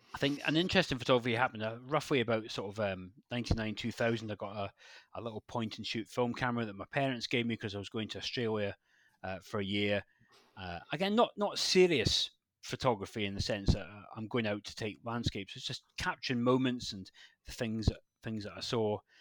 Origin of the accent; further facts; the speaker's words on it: West Highlands of Scotland, United Kingdom; moved away as an adult; also born or lived in Glasgow; now in Devon, United Kingdom; I grew up in Scotland, born in Scotland, grew up there, and then moved down to Devon